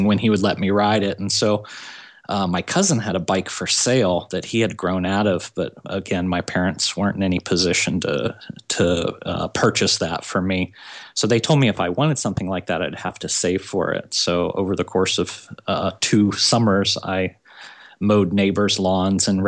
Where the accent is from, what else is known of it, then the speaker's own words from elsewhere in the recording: Southern California, United States; I'm from Southern California.